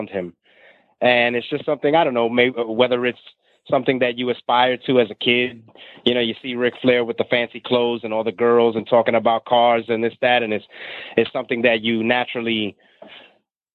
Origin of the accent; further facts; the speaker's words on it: New York City, New York, United States; I was born and raised in New York City on the other side of the tracks